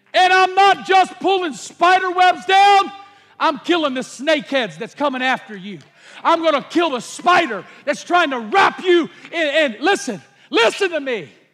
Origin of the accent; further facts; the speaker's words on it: United States; I'm an American